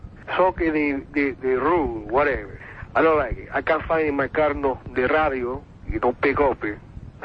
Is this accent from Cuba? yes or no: yes; Mariel, Artemisa, Cuba; English is a second language; now in United States; You know, one time, years ago, when I come to the country from Mariel in 1980, I don't speak English so good. I speak it very good now, but when I got here, I don't know nothing.